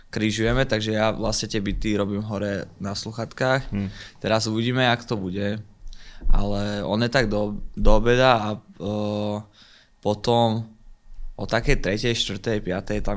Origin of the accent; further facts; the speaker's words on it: Topoľčany, Nitra Region, Slovakia; moved away; also born or lived in Partizánske; v Topolčanom som vyrastal okay. a tak, tak tretinovo v Partizánskom. Okay, Tam býval tátko lebo naši sa rozviedli, keď som mal asi 6